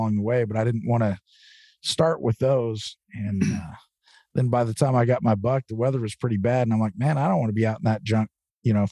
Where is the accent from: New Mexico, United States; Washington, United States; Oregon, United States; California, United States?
Oregon, United States; this is my home state, Oregon